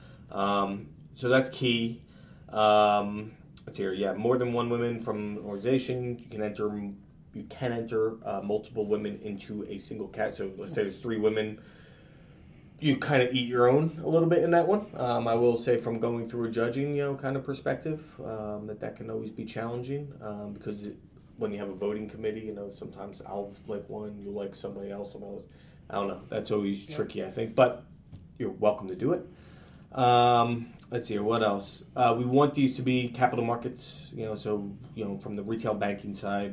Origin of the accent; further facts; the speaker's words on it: Easton, Pennsylvania, United States; also born or lived in Portland, Connecticut / Carmel, New York / Plattsburgh, New York; now in New York City, United States; I'm from originally from Easton, Pennsylvania, eastern part of Pennsylvania called Easton